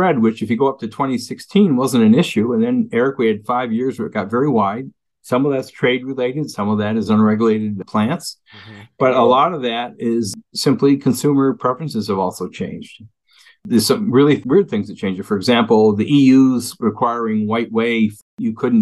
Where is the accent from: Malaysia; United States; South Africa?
United States; Western New York; also born or lived in Cincinnati; now in Wisconsin, United States; I was raised with that in Western New York